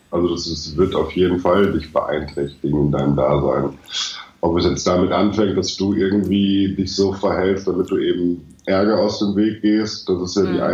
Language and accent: German; Germany; Ich bin, ich bin Deutscher.